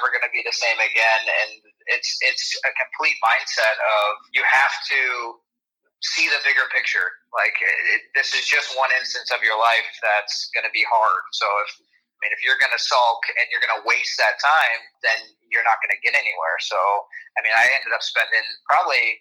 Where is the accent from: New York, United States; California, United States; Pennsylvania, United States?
New York, United States; Syracuse; Syracuse was obviously my hometown